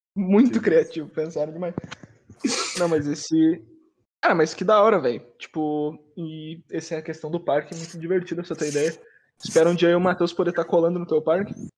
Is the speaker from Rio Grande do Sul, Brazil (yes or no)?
yes; Porto Alegre, Rio Grande do Sul, Brazil; also born or lived in Bahia; sou de Porto Alegre, mano de Porto Alegre